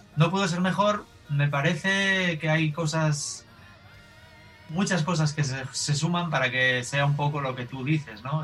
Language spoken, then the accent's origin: Spanish; Galicia, Spain; Yo soy gallego, eh, yo vivo en Galicia